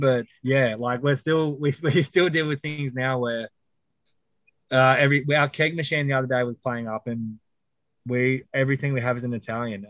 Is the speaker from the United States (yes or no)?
no; Australia; I was born and raised in Australia